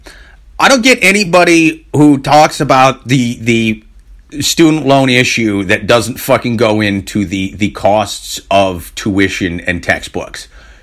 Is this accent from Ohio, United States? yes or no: no; Tennessee, United States; We're just huge Bills fans, even though we grew up in Tennessee.